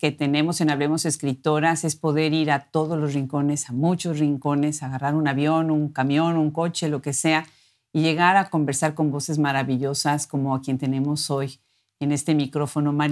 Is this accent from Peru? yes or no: yes; Lima, Peru; moved away as an adult; now in New York, United States; De Lima, de la ciudad de Lima.